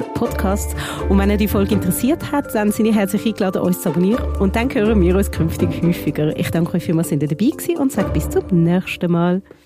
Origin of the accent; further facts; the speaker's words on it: Switzerland; bei uns in der Schweiz